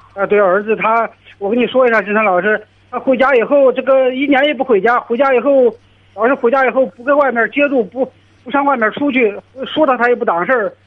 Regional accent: Henan, China; 我是这个河南的

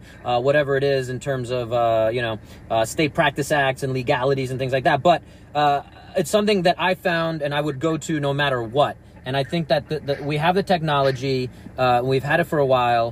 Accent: New York, United States; I can tell the difference in the sirens growing up in New York.

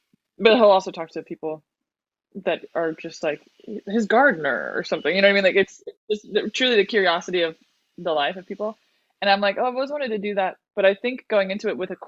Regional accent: Bay Area, California, United States; moved away as an adult; also born or lived in South America; now in Los Angeles, United States; I live in LA. I'm from South America, but I grew up in the Bay Area

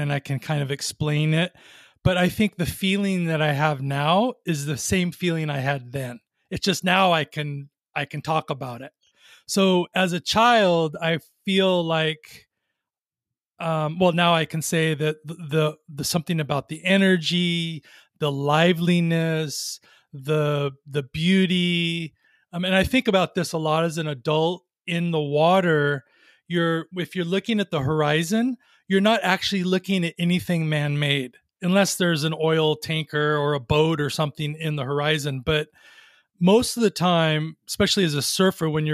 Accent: Long Beach, California, United States; now in Ojai, United States; I grew up in Long Beach, which is an interesting place because I didn't grow up on the water, but near the water

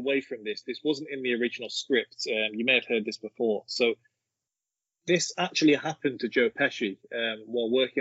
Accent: Brockworth, South West England, United Kingdom; I am from Brockworth.

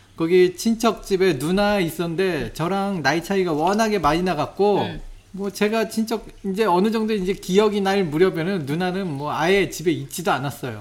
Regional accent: South Korea; 내가 한국 사람인데

